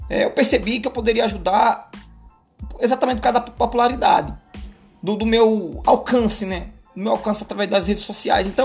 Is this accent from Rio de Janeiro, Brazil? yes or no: no; Alagoas, Brazil; moved away as an adult; Na verdade, eu venho do interior de Alagoas, né? Mais precisamente ali Garci. É quase que um sertão. Mas é um interiorzinho legal.